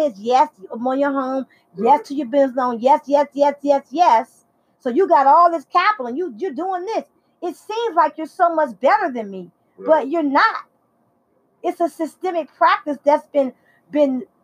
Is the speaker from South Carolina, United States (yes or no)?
no; Washington, District of Columbia, United States; I'm from Southeast Washington, D.C.